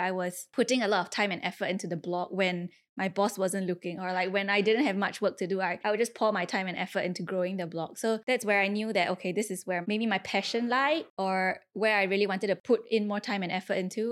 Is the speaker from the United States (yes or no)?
no; Singapore; I was from Singapore